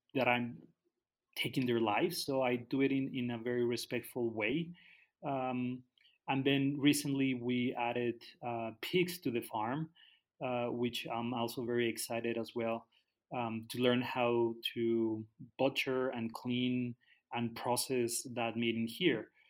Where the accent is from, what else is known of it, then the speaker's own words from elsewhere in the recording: Guadalajara, Jalisco, Mexico; moved away as an adult; also born or lived in Canada; now in Tala, Mexico; I grew up in Guadalajara. When I was 20, I moved to Canada.